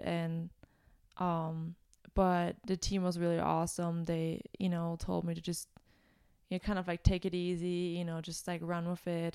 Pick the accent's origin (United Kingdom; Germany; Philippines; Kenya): Germany; moved away as an adult; now in United States; I'm originally from Germany